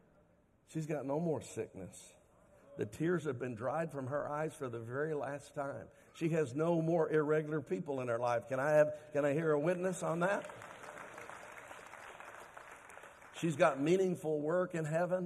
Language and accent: English; Dallas, Texas, United States; I grew up in Dallas, and every year they'd give us free tickets as Dallas school children